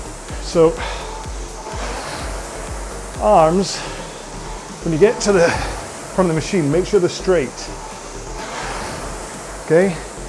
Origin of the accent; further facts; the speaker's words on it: United Kingdom; Now, I'd already questioned it once, and being terribly British, I wasn't going to question it again